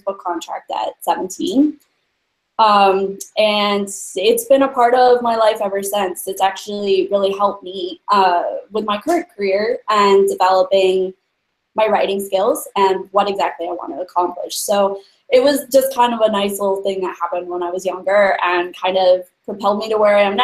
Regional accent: Montana, United States; moved away as an adult; the first time I really traveled outside of Montana, and I grew up

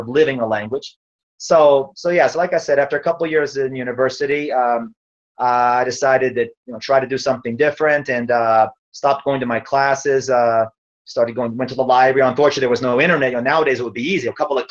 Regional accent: South Texas, United States; moved away as an adult; growing up in South Texas

